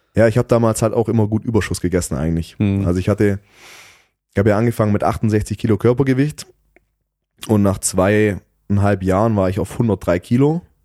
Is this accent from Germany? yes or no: yes; Southern Germany, Germany; bei uns in Süddeutschland